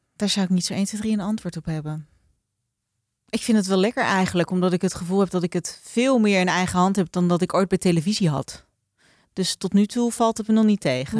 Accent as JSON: {"language": "Dutch", "country": "Netherlands", "said": "wij Nederlanders"}